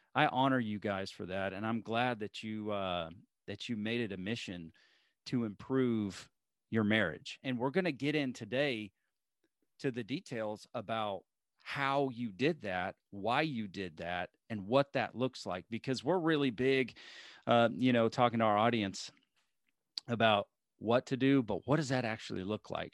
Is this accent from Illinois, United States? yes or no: no; Alabama, United States; moved away; I was born in Alabama